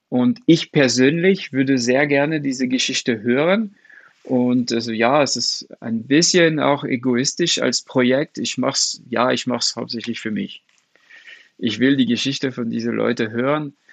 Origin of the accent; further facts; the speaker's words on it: France; German is a second language; Also remember, ich bin Franzose und Comics sind sehr groß in Frankreich.